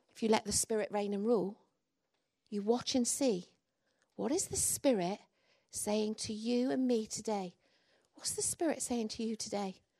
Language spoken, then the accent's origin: English; England, United Kingdom; now in Wales; I'm English